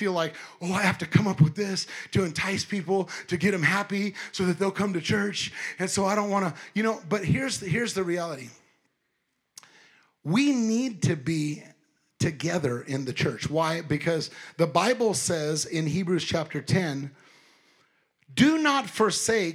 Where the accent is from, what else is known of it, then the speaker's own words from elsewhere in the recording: California, United States; I was born and raised in California